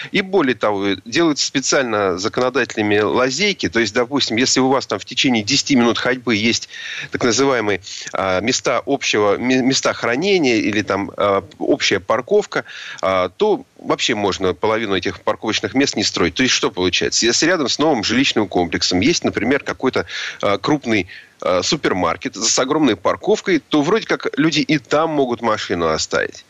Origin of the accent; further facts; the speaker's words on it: Moscow, Russia; здесь я как москвич